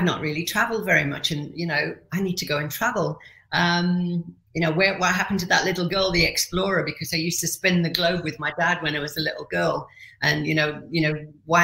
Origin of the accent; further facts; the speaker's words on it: Yorkshire and the Humber, United Kingdom; moved away as an adult; also born or lived in Middle East / Asia / Kuwait; I'm originally from Yorkshire